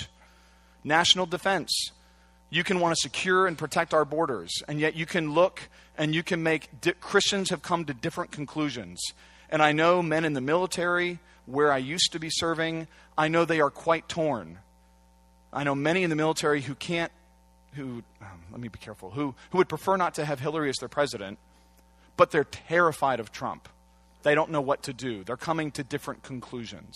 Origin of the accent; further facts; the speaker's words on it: Santa Cruz, California, United States; moved away; also born or lived in Washington, D.C.; I come from Santa Cruz